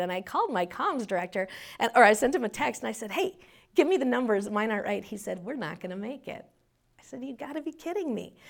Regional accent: Minnesota, United States; also born or lived in Paynesville, Minnesota; We'd lived there till I was, um, seven, and then we moved to the metro

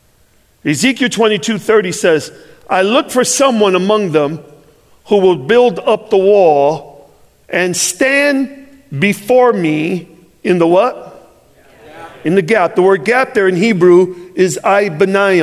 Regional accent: Chicago, Illinois, United States; I'm from Chicago

